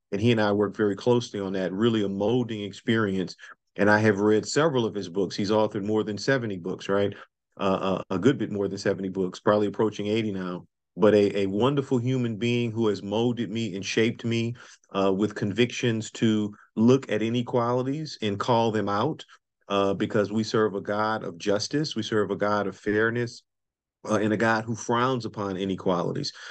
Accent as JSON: {"language": "English", "town": "New Orleans", "region": "Louisiana", "country": "United States", "tie": "born or raised there", "moved": "yes", "lives_now": "Durham, United States", "said": "Nobody knows Louisiana better than I do because that's where I was born and raised"}